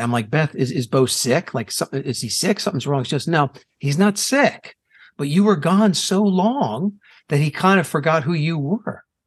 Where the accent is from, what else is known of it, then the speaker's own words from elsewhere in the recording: New Jersey, United States; now in Phoenix, United States; I'm in Phoenix, Arizona, uh, born and raised in New Jersey